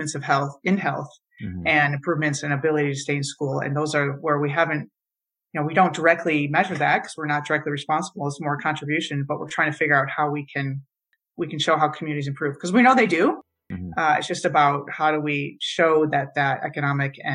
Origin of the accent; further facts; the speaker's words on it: Michigan, United States; I grew up in Michigan taking water for granted